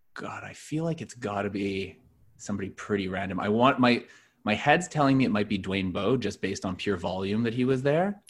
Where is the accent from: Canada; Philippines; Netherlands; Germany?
Canada; Montreal, Quebec; now in Toronto, Canada; I'm not from Toronto originally. I'm from Montreal